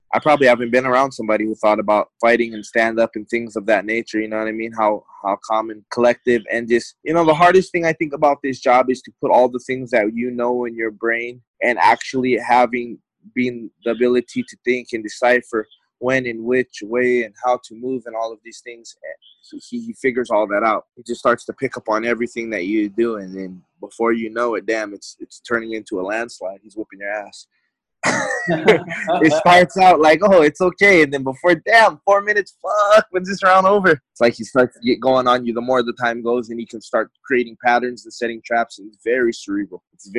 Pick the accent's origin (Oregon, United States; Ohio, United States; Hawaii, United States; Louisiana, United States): Hawaii, United States; now in Arizona, United States; I had like bounced around a little bit when I came from Hawaii to AZ.